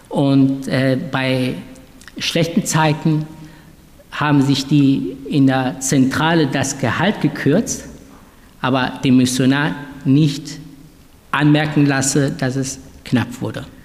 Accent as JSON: {"language": "German", "town": "Duisburg", "region": "North Rhine-Westphalia", "country": "Germany", "tie": "born or raised there", "said": "also ich bin ja in Duisburg aufgewachsen"}